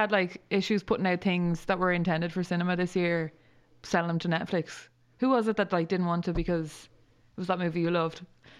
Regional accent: Ireland; as Irish people

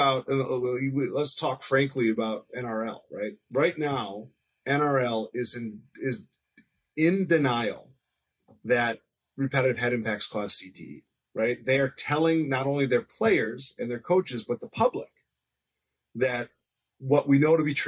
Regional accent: United States; as an American

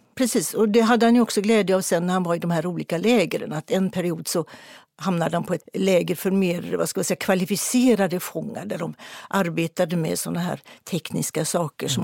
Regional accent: Partille, Västra Götaland, Sweden; utanför Partille där jag växte upp

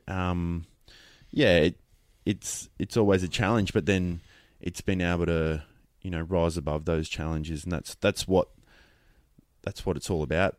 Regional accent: Queensland, Australia; Being a Queenslander, I didn't, um, grow up playing football, so I, I played rugby league

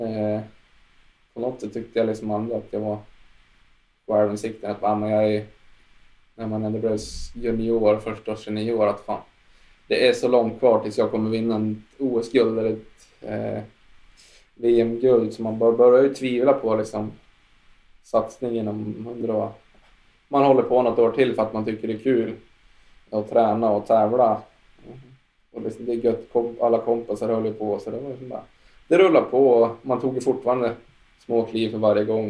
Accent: Jämtland, Sweden; åkte mycket långlopp här hemma i Jämtland

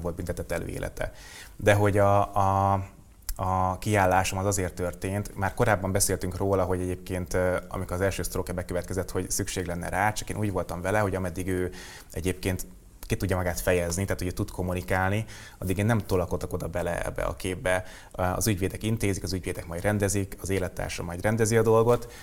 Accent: Hungary; vidékre költöztem Alcsodobozra a nagyomámhoz, és ö, ott nőttem föl.

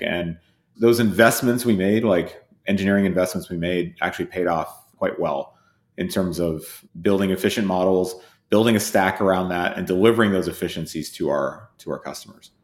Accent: Whitesburg, Kentucky, United States; moved away; also born or lived in United Kingdom / Massachusetts; I grew up in a town called Whitesburg

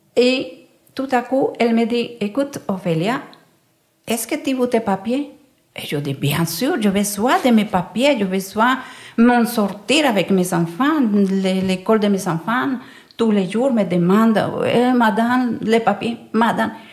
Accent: Valle del Cauca, Colombia; French is a second language; moved away as an adult; now in Brussels, Belgium; je me sens aussi colombienne que belge

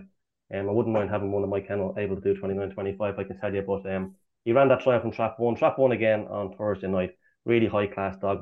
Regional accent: Swords, Leinster, Ireland; I'm actually from Swords, Swords

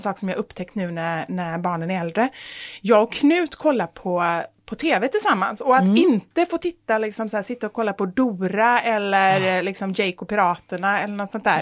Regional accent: Gothenburg, Västra Götaland, Sweden; jag är också från Göteborg

